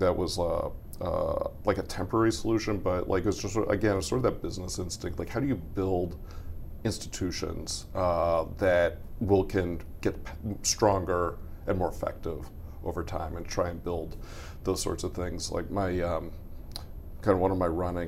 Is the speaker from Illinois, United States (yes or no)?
no; Arizona, United States; I grew up in Arizona